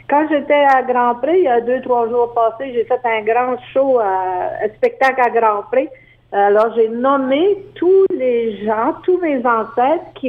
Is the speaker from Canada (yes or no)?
yes; Acadian Peninsula, New Brunswick, Canada; Les Acadiens sont encore ciblés parce qu'à chaque année, il y a tout le temps des, euh, des orangistes qu'on appelle chez nous au